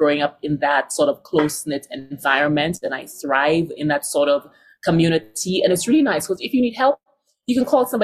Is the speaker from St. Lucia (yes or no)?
yes; St. Lucia; also born or lived in New York / San Francisco / London; now in Denver, United States; that I grew up with in St. Lucia